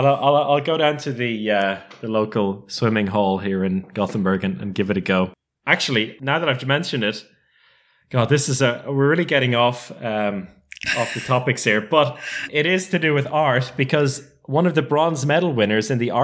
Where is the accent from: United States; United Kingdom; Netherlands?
United Kingdom; London; born there; the fact that I was born in London had come to their attention.